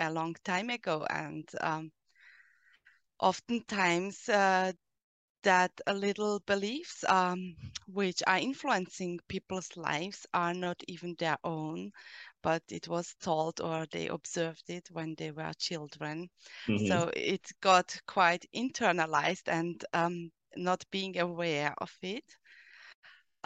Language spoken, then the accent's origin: English; Austria; English is a second language; I'm from Austria